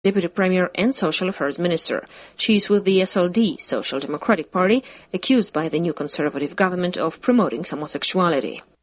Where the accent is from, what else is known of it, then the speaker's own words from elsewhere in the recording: New York, United States; moved away; I'm originally from New York